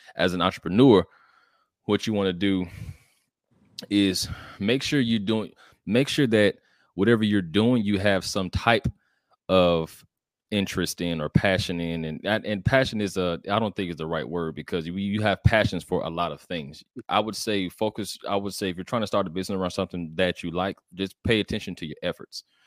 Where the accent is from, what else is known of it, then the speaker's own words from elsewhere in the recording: College Park, Georgia, United States; I'm from College Park, Georgia. It's a little ci, it's a city outside of Atlanta, the south side of Atlanta, actually.